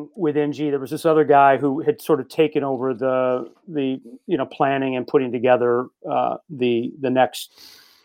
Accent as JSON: {"language": "English", "town": "Louisville", "region": "Kentucky", "country": "United States", "tie": "born or raised there", "moved": "yes", "said": "my hometown of Louisville"}